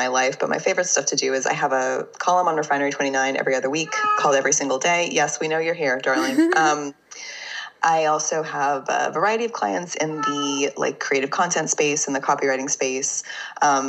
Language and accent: English; Fort Worth, Texas, United States; moved away as an adult; I am from Fort Worth, Texas. I lived in Texas for the first 23 years of my life. So I'm definitely a Texan.